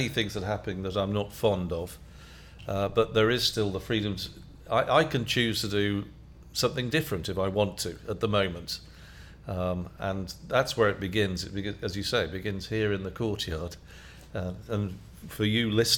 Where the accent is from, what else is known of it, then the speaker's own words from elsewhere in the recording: United Kingdom; I'm British, so I'm from Europe